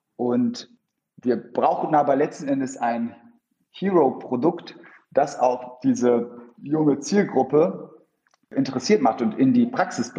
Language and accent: German; Bremen, Germany; moved away as an adult; also born or lived in Soltau / United Kingdom / Schleswig-Holstein / London; now in Berlin, Germany; komme ursprünglich aus Norddeutschland, wurde in Bremen geboren, Kind von zwei polnischstämmigen Eltern und bin mittlerweile seit ja, über zehn Jahren in Berlin